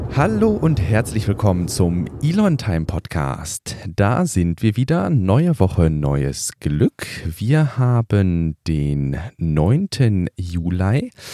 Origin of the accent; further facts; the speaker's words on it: Ruhr area, North Rhine-Westphalia, Germany; ich komme aus dem Ruhrpott